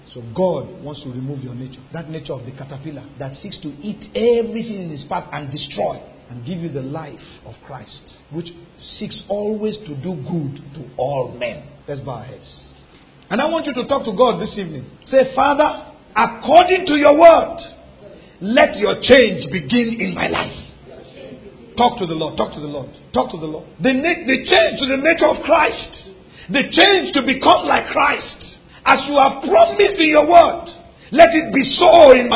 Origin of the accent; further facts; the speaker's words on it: Lagos, Nigeria; moved away; When we were growing up in Lagos, we had seasons in our compound